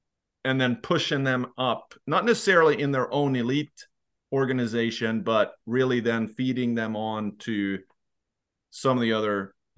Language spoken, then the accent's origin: English; Leksand, Dalarna County, Sweden; so I'm from Leksand, so we had to talk about Leksand, of course.